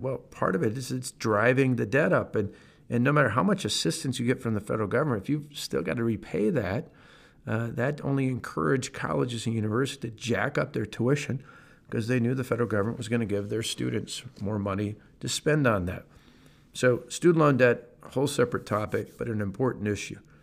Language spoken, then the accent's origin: English; Wisconsin, United States; my home state of Wisconsin